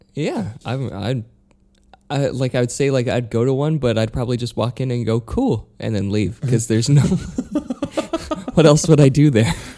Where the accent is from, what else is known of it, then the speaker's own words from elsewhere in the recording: Utah, United States; moved away; I'm from Utah, but I'm not from a farm.